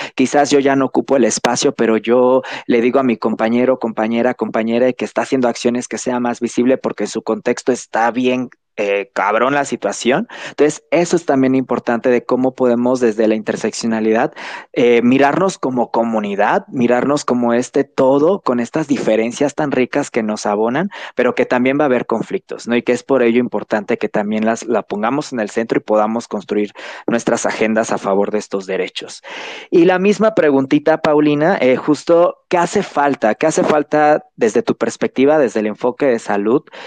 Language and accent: Spanish; Chetumal, Quintana Roo, Mexico; moved away as an adult; now in Mexico City, Mexico; Yo soy de Chetumal, soy originario de ahí, llevo unos meses ya habitando la Ciudad de México